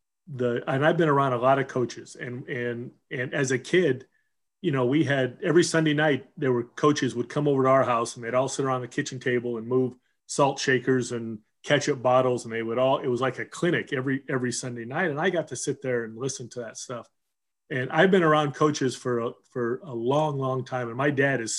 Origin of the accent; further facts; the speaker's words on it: Southern California, United States; also born or lived in Seattle; we moved from Seattle to Southern California